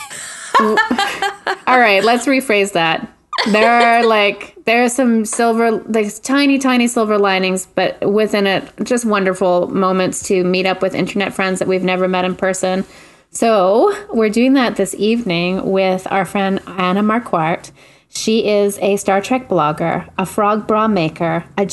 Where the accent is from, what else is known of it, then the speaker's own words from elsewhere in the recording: Quebec, Canada; I grew up in Quebec